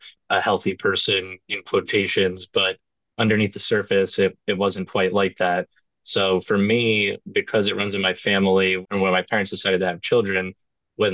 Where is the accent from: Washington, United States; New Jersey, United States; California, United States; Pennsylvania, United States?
New Jersey, United States; I grew up in Opaqua, New Jersey, and that's pretty much the furthest left corner. It's like in Sussex County